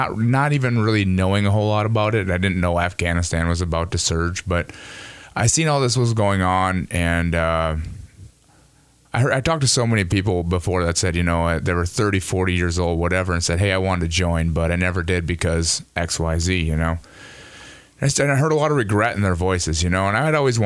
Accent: Cleveland, Minnesota, United States; my youth growing up as a kid in Cleveland

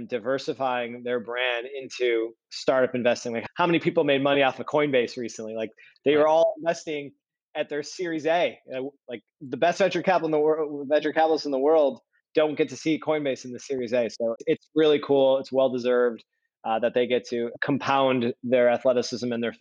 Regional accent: Detroit, Michigan, United States; now in Chicago, United States; I'm from Detroit, from the suburbs of Detroit

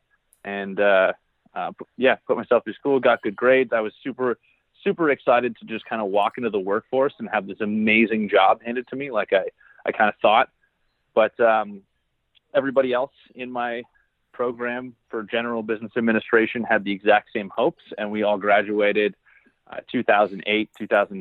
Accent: Barrie, Ontario, Canada; I actually grew up in Barrie, Ontario, Canada

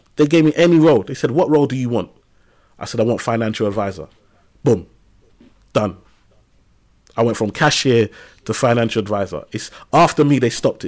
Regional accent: London, United Kingdom; I grew up in Tower Hamlets, East London, and, um, on a council estate in a place called Lime House

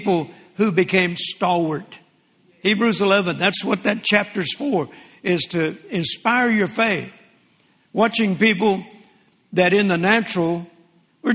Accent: Vicksburg, Mississippi, United States; I was born in 1946 in Vicksburg, Mississippi, December the 24th

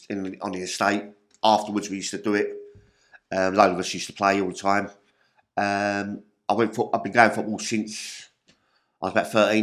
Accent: London, United Kingdom; I grew up in Peckham, Yalkett Road.

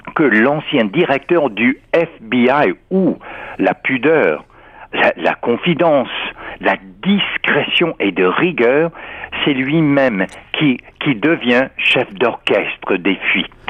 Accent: United States; en tant qu'Américain

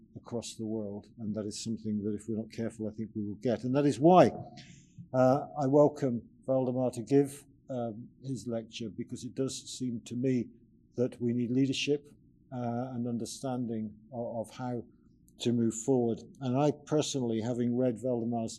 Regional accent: South Devon, South West England, United Kingdom; moved away; When I was brought up in South Devon

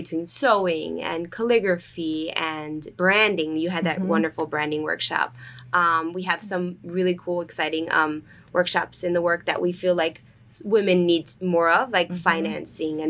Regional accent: New Jersey, United States; also born or lived in Rochester, New York / New York City; now in Asbury Park, United States; I was born in Rochester, New York. Upstate. And then I grew up middle school to high school in New Jersey

